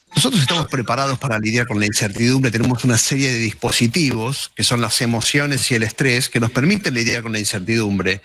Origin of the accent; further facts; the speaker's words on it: Argentina; como argentinos